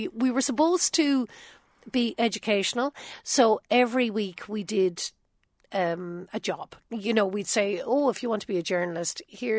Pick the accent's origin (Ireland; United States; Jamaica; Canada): Ireland; accent: Irish; I'm an Irish woman